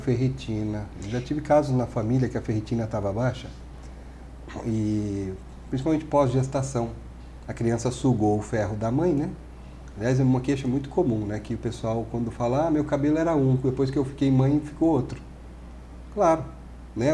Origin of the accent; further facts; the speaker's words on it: Brazil; nós somos brasileiros